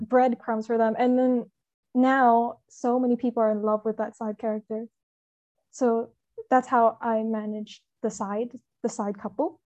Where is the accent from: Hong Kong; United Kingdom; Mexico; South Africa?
Hong Kong; I'm from Hong Kong